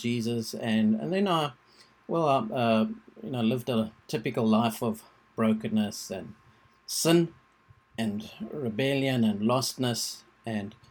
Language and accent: English; South Africa; I was born in South Africa